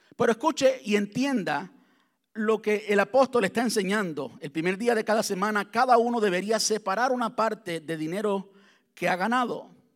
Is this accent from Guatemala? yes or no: no; Cuba; now in United States; antes de salir de Cuba, soy cubano